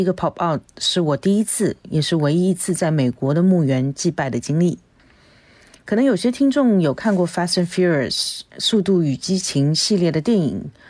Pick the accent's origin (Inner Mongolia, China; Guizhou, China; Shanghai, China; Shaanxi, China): Shanghai, China; 我是来自上海的…。